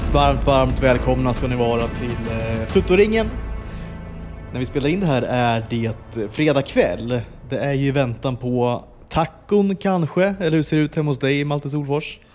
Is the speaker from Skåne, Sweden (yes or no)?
no; Flen, Södermanland, Sweden; moved away; also born or lived in Stockholm / Uppsala; jag växte upp i Flen